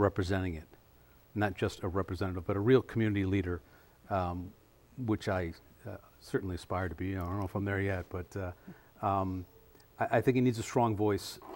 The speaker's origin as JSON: {"language": "English", "town": "Madison", "region": "Wisconsin", "country": "United States", "tie": "born or raised there", "also_born_or_lived": "Washington, D.C.", "said": "I was born and raised here in Madison"}